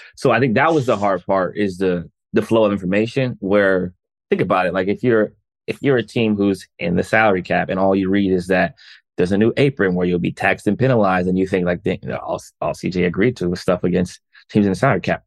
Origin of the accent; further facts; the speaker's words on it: United States; as a black man growing up in America